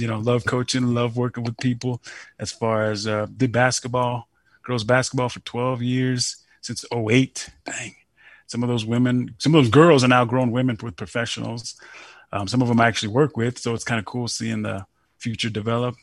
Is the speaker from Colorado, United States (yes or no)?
yes; Denver, Colorado, United States; moved away as an adult; now in Colorado Springs, United States; I'm from Denver and I live down in the Springs